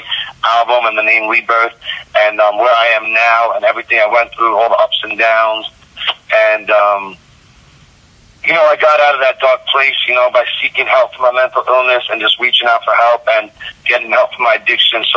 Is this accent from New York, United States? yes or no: yes; Long Island / Queens, New York, United States; also born or lived in Smithtown, Long Island; born and raised Long Island. I was born in Smithtown, Long Island, out east, and then I was raised in borderline Long Island, Queens area